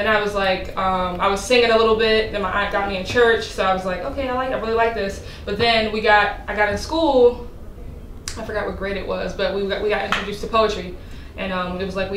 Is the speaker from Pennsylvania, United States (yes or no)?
yes; Philadelphia, Pennsylvania, United States; I was born in Philadelphia